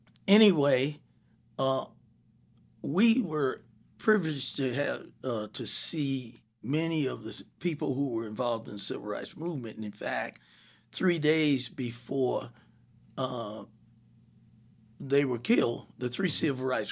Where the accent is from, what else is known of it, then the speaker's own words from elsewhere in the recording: Savannah, Georgia, United States; born there; No, I was born in Savannah, Georgia.